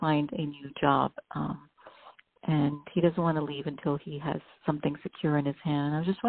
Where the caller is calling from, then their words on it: New Jersey, United States; I'm calling from New Jersey.